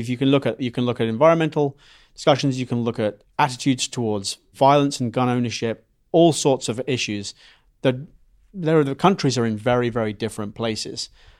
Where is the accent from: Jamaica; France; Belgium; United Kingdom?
United Kingdom; England; accent: mid-Atlantic; now in United States; so I come from England.